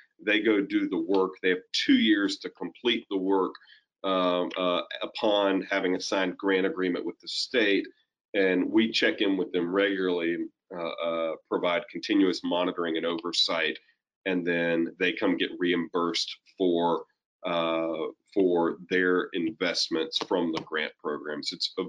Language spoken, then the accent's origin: English; Ocracoke, North Carolina, United States; I grew up in part on Ocracoke, and my dad's a Methodist minister, and so we kind of bounced around the state like being a military brat, but in half of North Carolina.